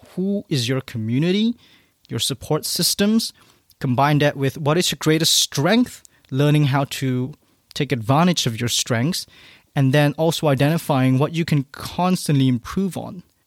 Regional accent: Malaysia; moved away; back in my home country of Malaysia

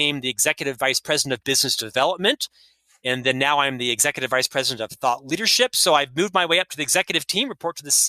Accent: Central Florida, United States; now in Salt Lake City, United States; I was raised in Central Florida

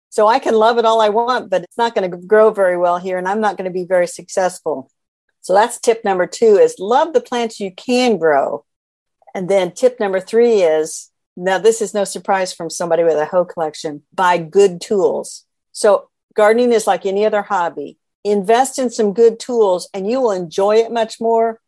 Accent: central Indiana, United States; I am from Indiana. I was born and raised here in central Indiana.

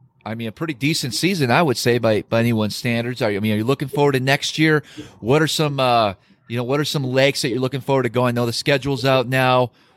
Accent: Wisconsin, United States; moved away; Back in my home state of Wisconsin

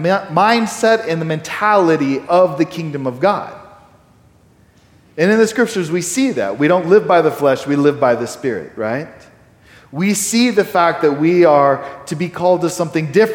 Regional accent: Texas, United States; I'm a Texan. I'm pretty proud of the fact that I'm a Texan. It's kind of my nationality

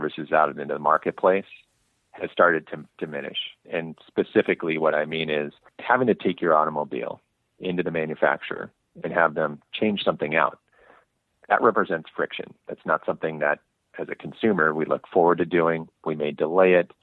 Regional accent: Bay Area, California, United States; I had the good fortune of growing up in the Bay Area

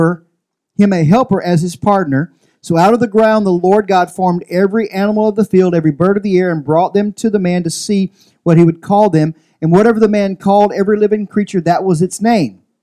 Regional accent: Louisiana, United States; now in Central Valley, California, United States; I'm from Louisiana

